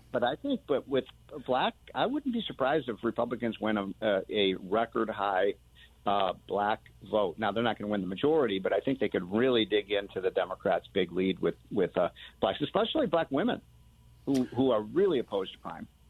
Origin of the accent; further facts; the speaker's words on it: Chicago, Illinois, United States; I'm from Chicago.